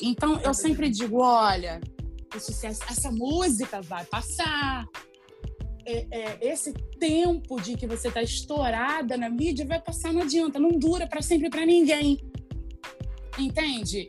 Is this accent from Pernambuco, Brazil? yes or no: no; Rio de Janeiro, Brazil; eu vim do complexo do alemão, eu vim da favela